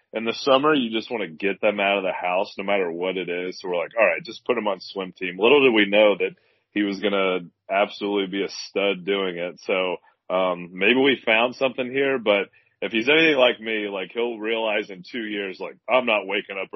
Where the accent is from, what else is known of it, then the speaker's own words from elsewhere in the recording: Louisville, Kentucky, United States; I grew up in Owl Creek subdivision in Louisville